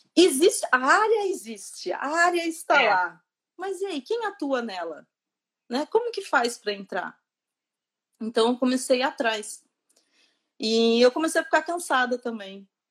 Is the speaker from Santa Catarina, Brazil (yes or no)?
no; interior of São Paulo, Brazil; moved away as an adult; now in Dublin, Ireland; sou do Brasil, do interior de São Paulo